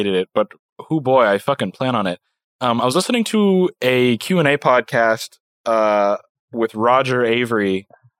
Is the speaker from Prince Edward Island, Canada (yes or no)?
yes; Little Pond, Prince Edward Island, Canada; I was born in Little Pond, Prince Edward Island